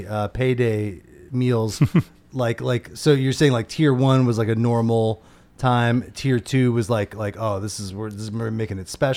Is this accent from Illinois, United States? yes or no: yes; outside of Chicago, Illinois, United States; I grew up outside of Chicago